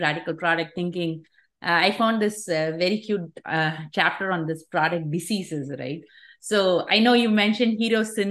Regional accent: India; I grew up with that in India

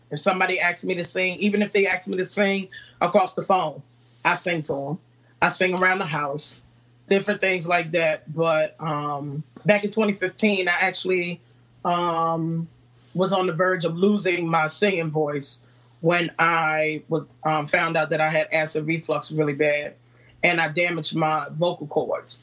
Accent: Farmville, Virginia, United States; now in Newport News, United States; I'm originally from Farmville, Virginia, and Farmville, Virginia is a small town

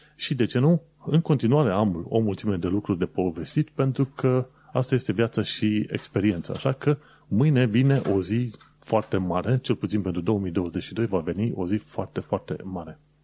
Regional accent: Romania; now in United Kingdom; născut pe acolo

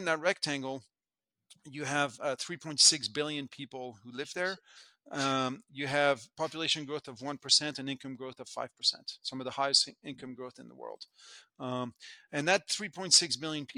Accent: France; moved away as an adult; also born or lived in United States; now in Hong Kong; I was born in France, in the early 70s, and the big story as I was growing up was the integration of the European continent

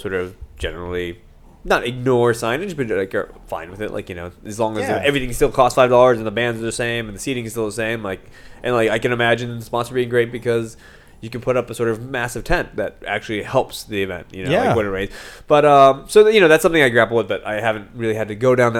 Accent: Texas, United States; also born or lived in Manhattan, New York; now in New York City, United States; I'm from Texas

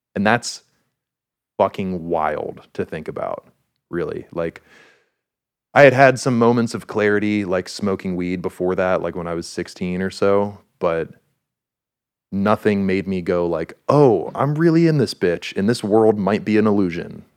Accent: Pittsburgh, Pennsylvania, United States; we're from Pittsburgh

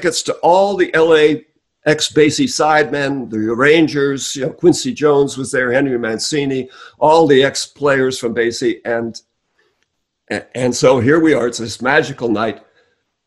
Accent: New Westminster, British Columbia, Canada; now in Los Angeles, United States; I'm originally Canadian.

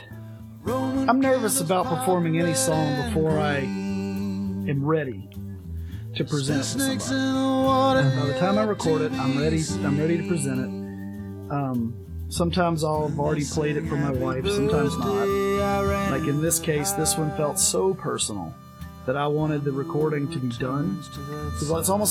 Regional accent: Mississippi, United States; where I played Little League growing up in Mississippi

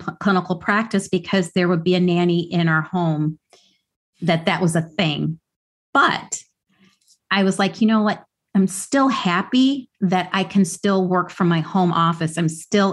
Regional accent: Midwest, United States; now in New York City, United States; where I grew up in the Midwest

